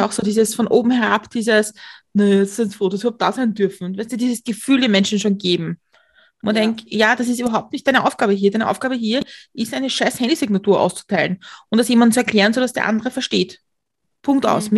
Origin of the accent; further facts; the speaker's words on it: Austria; ich als Österreicherin